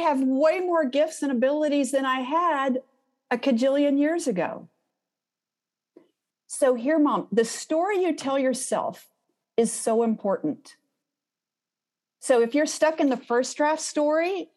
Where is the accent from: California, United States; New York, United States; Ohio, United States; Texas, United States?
Texas, United States; Houston; I'm from Houston